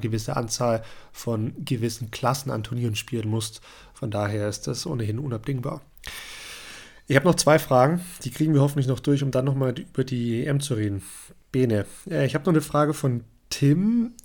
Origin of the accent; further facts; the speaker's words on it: Germany; bei uns in Deutschland